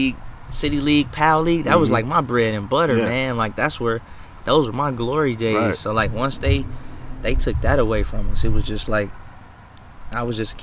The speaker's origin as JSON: {"language": "English", "town": "Pontiac", "region": "Michigan", "country": "United States", "tie": "born or raised there", "said": "Growing up in Pontiac, for me, it started off, like, real good."}